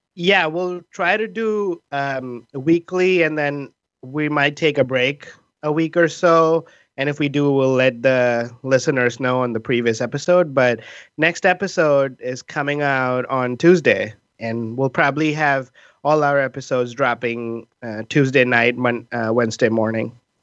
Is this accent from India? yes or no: yes; India; now in Seattle, United States; we are three Indian immigrant improvisers in Seattle